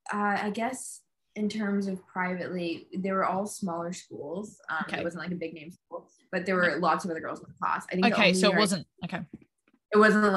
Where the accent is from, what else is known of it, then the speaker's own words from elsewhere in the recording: Houston, Texas, United States; moved away as an adult; also born or lived in Oregon; now in Birmingham, United Kingdom; I'm from Houston, Texas.